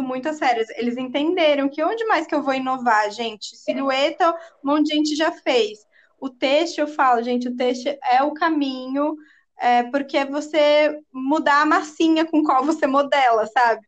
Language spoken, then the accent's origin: Portuguese; Brazil; como brasileiros